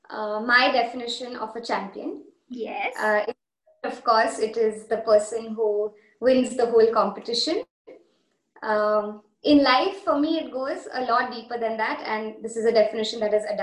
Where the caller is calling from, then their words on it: Hamburg, Germany; I'm calling from Hamburg, Germany